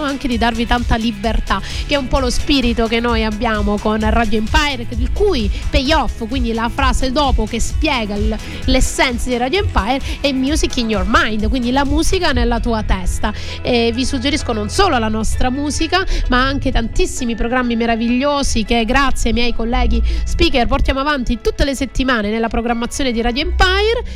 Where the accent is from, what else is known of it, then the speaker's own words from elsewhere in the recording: Calabria, Italy; now in Sicily, Italy; io invece sono del nord, sono calabrese, quindi sono dell'estremo nord, vicino alla Lapponia, nord-sud